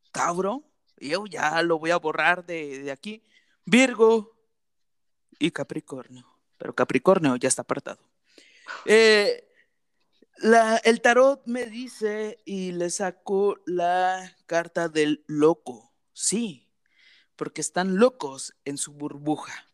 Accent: Dubai, United Arab Emirates; born there; este, tengo 28 años, este, nací en Dubai.

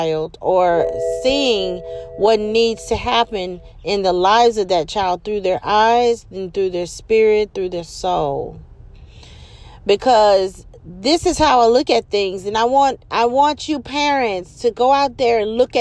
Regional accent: Louisiana, United States; I'm from Louisiana and never been to New Orleans

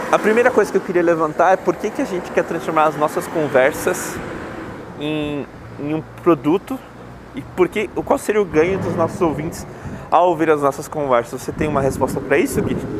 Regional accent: São Paulo, Brazil; also born or lived in Bahia; eu moro em São Paulo, sempre morei por aqui, eu sou baiano na verdade

